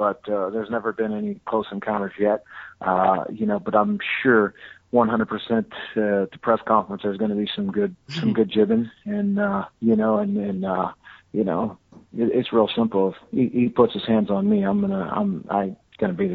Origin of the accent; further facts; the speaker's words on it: Fresno, California, United States; my hometown in Fresno